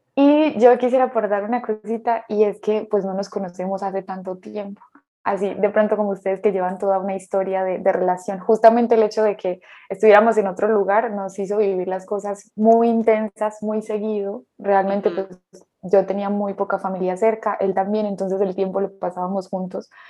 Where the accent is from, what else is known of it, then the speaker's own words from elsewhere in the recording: Colombia; also born or lived in Spain; soy de Colombia y soy psicóloga